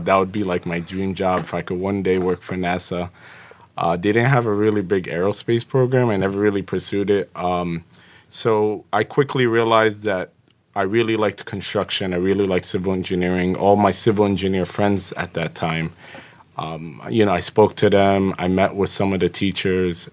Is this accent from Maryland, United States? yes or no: no; Jersey City, New Jersey, United States; also born or lived in Egypt; I grew up in Jersey City through the public school district